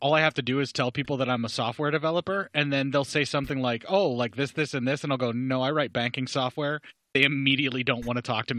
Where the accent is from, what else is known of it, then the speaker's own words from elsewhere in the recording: United States; I'm American.